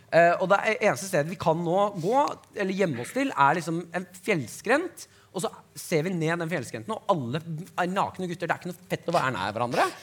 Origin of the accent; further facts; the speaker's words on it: Nesodden, Akershus, Norway; jeg er fra Nesodden